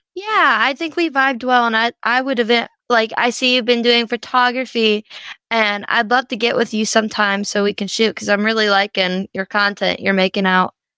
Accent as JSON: {"language": "English", "region": "Louisiana", "country": "United States", "said": "I'm from Louisiana"}